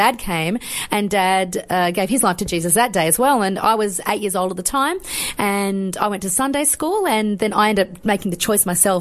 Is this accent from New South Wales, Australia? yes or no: no; Brisbane, Queensland, Australia; moved away as an adult; also born or lived in Yorkshire, England / Sydney; now in Melbourne, Australia; But mum and dad came out and we moved to Sydney very briefly. Then we stopped in Brisbane. That was it. And I spent most of my life